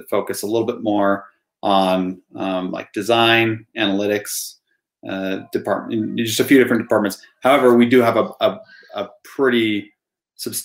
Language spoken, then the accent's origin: English; Provo, Utah, United States; also born or lived in Mapleton, Utah; I grew up in Provo, which is near and dear to my heart.